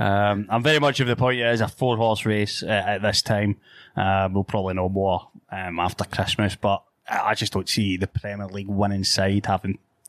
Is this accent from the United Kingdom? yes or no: yes; Scotland, United Kingdom; as a Scotsman